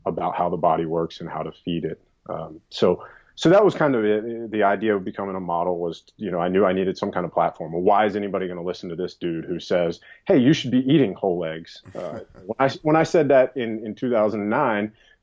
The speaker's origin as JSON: {"language": "English", "region": "the South", "country": "United States", "tie": "born or raised there", "also_born_or_lived": "New York", "moved": "yes", "said": "I grew up in the South"}